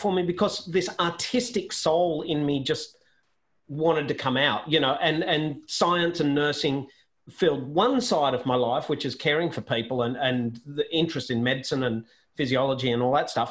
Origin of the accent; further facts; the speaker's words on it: Sydney, New South Wales, Australia; I grew up on Sydney's northern beaches